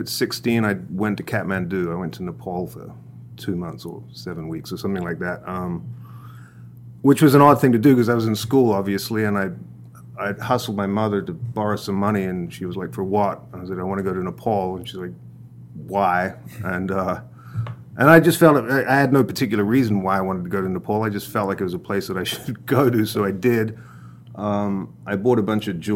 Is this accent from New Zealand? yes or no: yes; North Island, New Zealand; moved away; also born or lived in Los Angeles, United States / Thailand; That's where I hail from. I grew up in a very small town in the middle of the North Island, a farming community